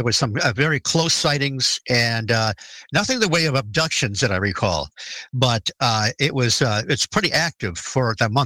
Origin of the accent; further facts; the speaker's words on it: Detroit, Michigan, United States; I grew up in the Detroit area